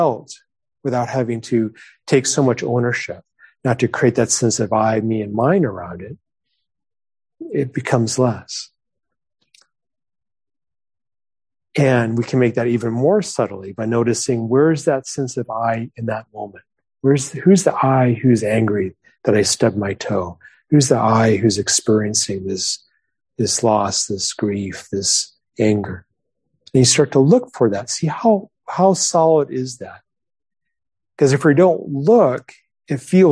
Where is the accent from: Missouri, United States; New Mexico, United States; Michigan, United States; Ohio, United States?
New Mexico, United States; moved away; I grew up in New Mexico